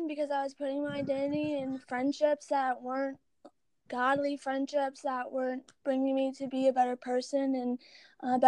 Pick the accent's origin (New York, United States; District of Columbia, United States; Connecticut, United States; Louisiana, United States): Louisiana, United States; Baton Rouge; I am from Baton Rouge, Louisiana